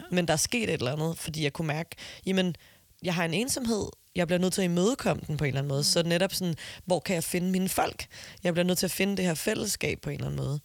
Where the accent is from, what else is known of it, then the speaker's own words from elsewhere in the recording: Copenhagen, Capital Region of Denmark, Denmark; Jeg er fra Amager, det er jo ikke en mm. provins